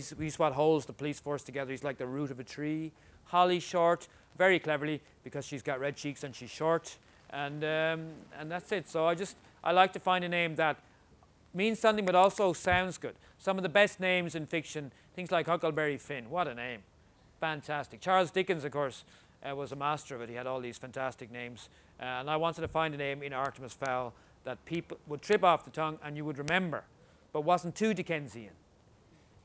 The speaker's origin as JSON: {"language": "English", "country": "Ireland", "said": "I'm Irish"}